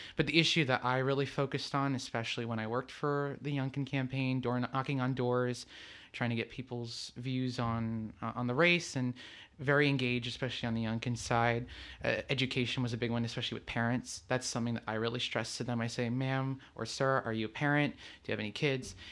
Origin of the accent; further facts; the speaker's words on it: Lisbon, Portugal; moved away as an adult; also born or lived in New Jersey / Texas; I'm originally from Lisbon, Portugal. That's where I came here, but I was born in New Jersey